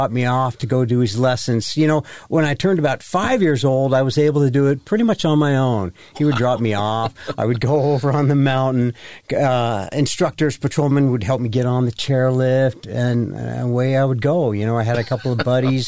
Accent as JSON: {"language": "English", "town": "Ogden", "region": "Utah", "country": "United States", "tie": "born or raised there", "said": "I was born and raised in Ogden"}